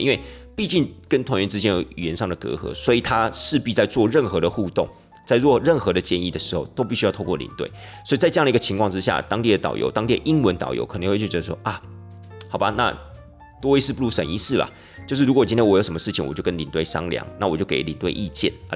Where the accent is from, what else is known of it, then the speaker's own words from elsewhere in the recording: Taiwan; 我们台湾人的习惯啊，社会风俗啊